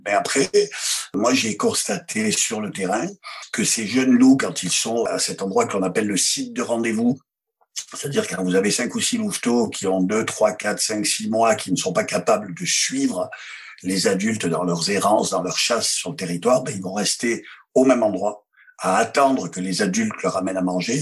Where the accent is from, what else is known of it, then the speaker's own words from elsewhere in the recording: France; chez nous, en France